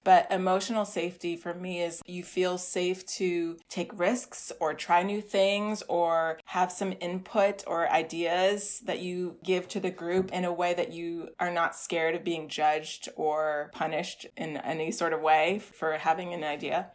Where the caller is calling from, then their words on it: New York City, New York, United States; I'm calling from the Bronx in New York City